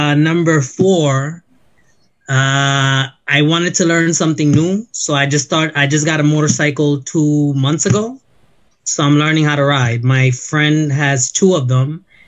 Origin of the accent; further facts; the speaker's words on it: New York City, New York, United States; also born or lived in Brooklyn; I was actually born in Brooklyn and I grew up in the Bronx.